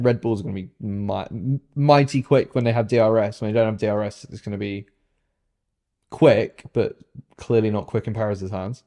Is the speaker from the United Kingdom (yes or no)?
yes; United Kingdom; I'm British